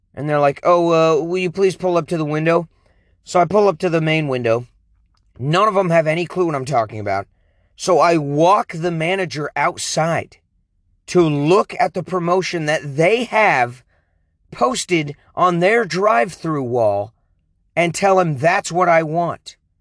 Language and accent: English; King County, Washington, United States; moved away; back where I was born in King County, Washington